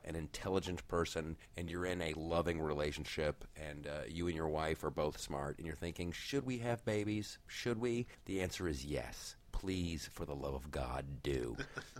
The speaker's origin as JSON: {"language": "English", "region": "Ohio", "country": "United States", "tie": "born or raised there", "said": "that's my home state"}